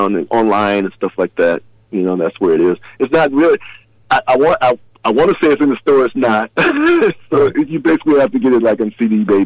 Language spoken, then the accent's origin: English; Chicago, Illinois, United States; moved away; I was born in Chicago